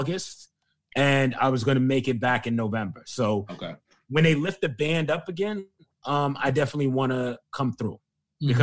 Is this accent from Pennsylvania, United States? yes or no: no; New York City, New York, United States; accent: Brooklyn; moved away as an adult; now in Amsterdam, Netherlands; I'm from Brooklyn.